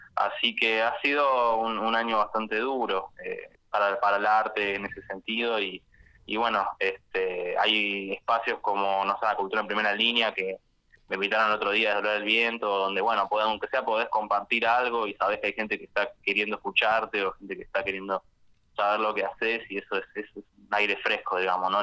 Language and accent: Spanish; Buenos Aires, Argentina; yo soy de acá de Capital